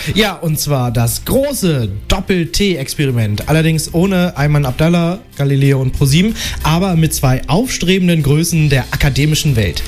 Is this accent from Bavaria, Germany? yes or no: no; Nienburg, Lower Saxony, Germany; aus meiner Heimat, dem schönen aschgrauen Nienburg an der Weser